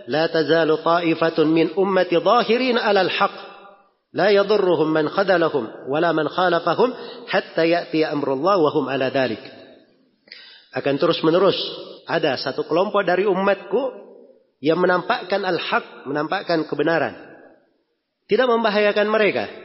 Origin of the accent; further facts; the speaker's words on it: Makassar, South Sulawesi, Indonesia; Kalau kita orang Makassar di sini dibilang Al-Makassari pakai I di belakangnya artinya orang Makassar.